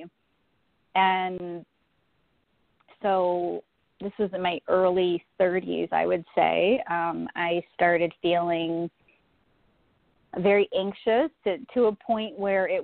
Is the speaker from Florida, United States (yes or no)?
yes; Florida, United States; now in Buffalo, United States; I'm actually in Buffalo, New York. I was born in Florida, actually, and moved north to Buffalo